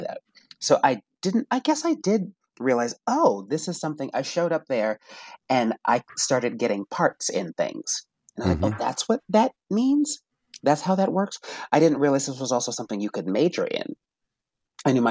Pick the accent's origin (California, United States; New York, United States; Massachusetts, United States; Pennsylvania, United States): Massachusetts, United States; Randolph; growing up in New England in a predominantly Jewish town in just south of Boston